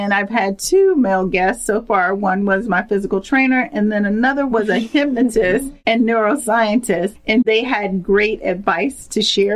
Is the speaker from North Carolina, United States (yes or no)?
yes; Bladenboro, North Carolina, United States; I grew up in a town called Bladenboro, which is in North Carolina